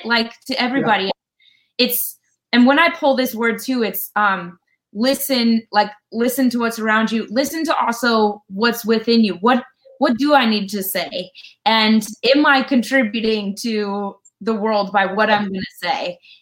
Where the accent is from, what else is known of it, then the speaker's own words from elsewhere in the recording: Colorado, United States; moved away; I'm from Colorado originally